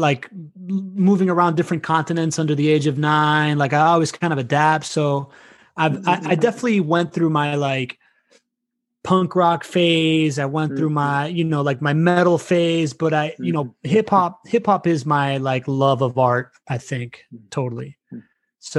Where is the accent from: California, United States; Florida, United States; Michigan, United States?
Florida, United States; Miami; also born or lived in Venezuela / Spain; now in Jacksonville, United States; growing up in Miami back then, it was like everybody, all my peers were sons of Cubans, and I'm like the only Venezuelan kid